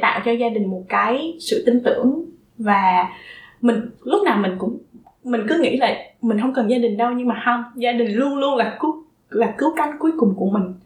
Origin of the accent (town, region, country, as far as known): Vietnam; moved away